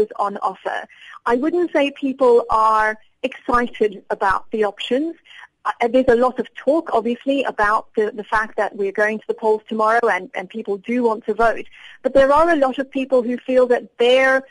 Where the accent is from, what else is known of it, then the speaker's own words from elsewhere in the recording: South Africa; now in United Kingdom; as a South African